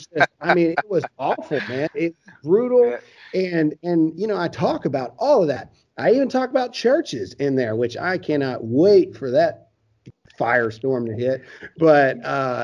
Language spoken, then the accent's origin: English; Caledonia, Mississippi, United States; Everybody from my hometown is super pumped because nobody knows what Caledonia, Mississippi is.